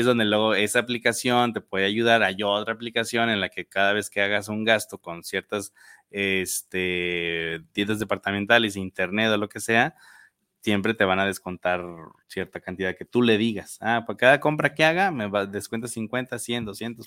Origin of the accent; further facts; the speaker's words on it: Mexico; nosotros como mexicanos nos encanta gastar